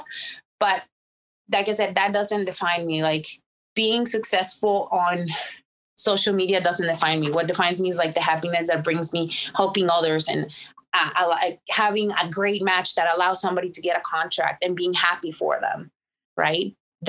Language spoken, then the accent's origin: English; Mexico; now in United States; I was born in Mexico, born and raised in Mexico, but all my success happened in America and I am an American citizen